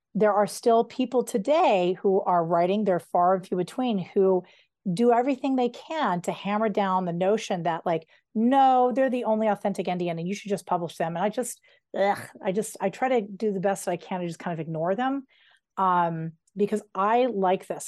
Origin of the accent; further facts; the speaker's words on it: Colorado, United States; I grew up right outside of Denver between Idaho Springs and Evergreen.